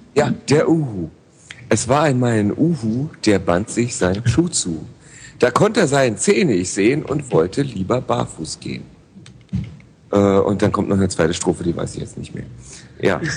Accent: Berlin, Germany; ich komme halt aus Lichtenberg

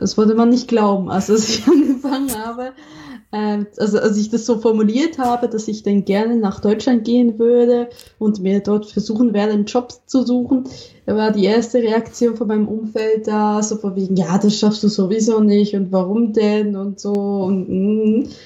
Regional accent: Switzerland; accent: Swiss; now in Germany; meinen Schweizer Akzent.

